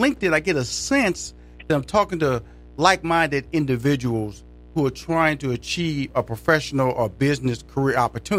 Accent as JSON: {"language": "English", "town": "Houston", "region": "Texas", "country": "United States", "lives_now": "Atlanta, United States", "said": "I'm from Houston and also live in Atlanta, where the headquarters of the Steve Harvey Radio Network was based in Atlanta."}